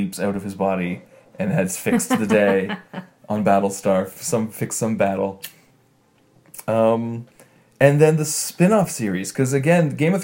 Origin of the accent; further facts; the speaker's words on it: Canada; accent: Canadian; I have a bit of a Canadian accent myself